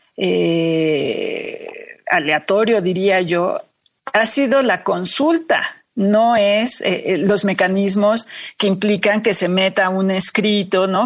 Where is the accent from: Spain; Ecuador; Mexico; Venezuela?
Mexico; mexicanos a todos nos, eh, nos, afecta